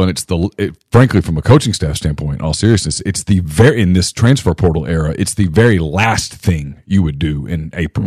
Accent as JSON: {"language": "English", "region": "North Louisiana", "country": "United States", "tie": "born or raised there", "said": "I was growing up in North Louisiana"}